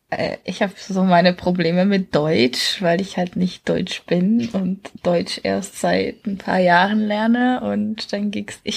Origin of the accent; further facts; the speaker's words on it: Czechia; Aus Tschechien.